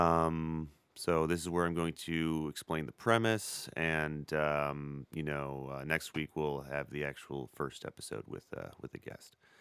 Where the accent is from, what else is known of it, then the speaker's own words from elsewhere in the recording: Beloit, Wisconsin, United States; I grew up in Beloit, Wisconsin